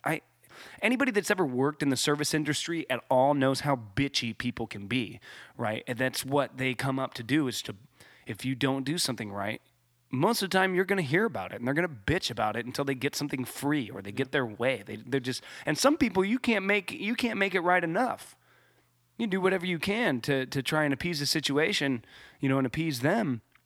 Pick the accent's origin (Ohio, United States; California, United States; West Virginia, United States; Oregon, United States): California, United States; Ramona; in Ramona, in my hometown, it got hot